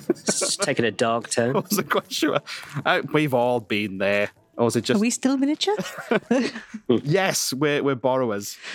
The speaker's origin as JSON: {"language": "English", "region": "Wales", "country": "United Kingdom", "tie": "born or raised there", "said": "Oh, I'm from the Welsh Valleys. It's probably what it is. Born, born and raised in a mine."}